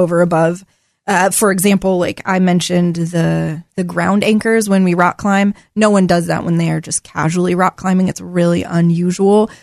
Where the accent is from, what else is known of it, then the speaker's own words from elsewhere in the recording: Portland, Oregon, United States; also born or lived in Corbett, Oregon; I grew up in Southeast Portland.